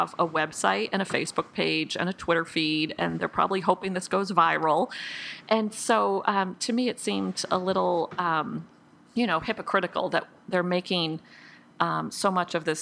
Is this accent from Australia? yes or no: no; United States; I'm an American